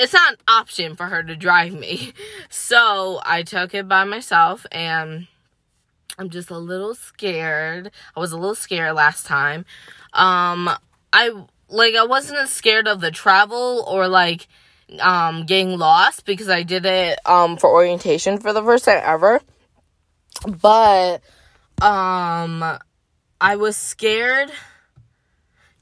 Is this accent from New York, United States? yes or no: yes; Syracuse, New York, United States; moved away as an adult; also born or lived in Philadelphia; I'm from Syracuse, I go to school in Philly